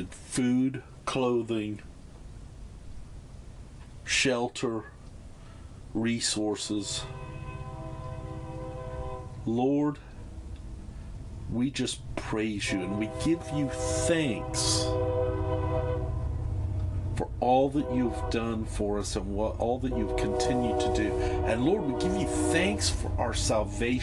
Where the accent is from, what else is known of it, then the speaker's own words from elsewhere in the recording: United States; moved away; in my home country